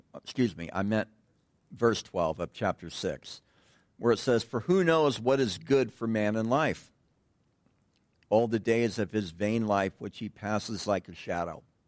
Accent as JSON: {"language": "English", "region": "Southern California", "country": "United States", "tie": "born or raised there", "said": "growing up in Southern California"}